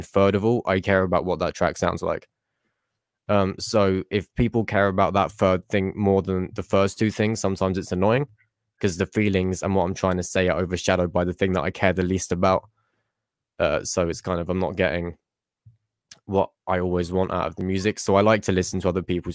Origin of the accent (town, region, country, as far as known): England, United Kingdom